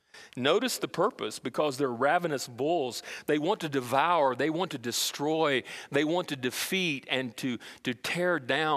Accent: Brazil; Remember when I was growing up in Brazil, we had what we call a real marketplace

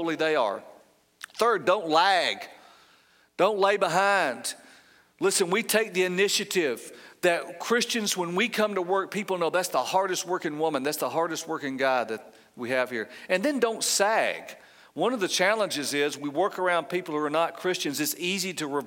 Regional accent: Georgia, United States; I'm from Georgia

